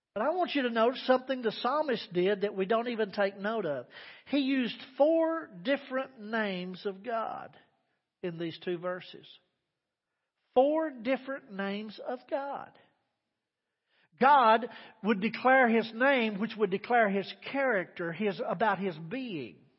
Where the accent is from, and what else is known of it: Texas Panhandle, United States; born or raised there